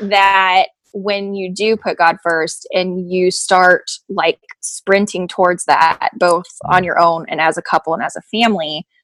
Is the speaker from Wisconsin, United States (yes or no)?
no; New York, United States; Apparently I'm not, but I'm from New York, so.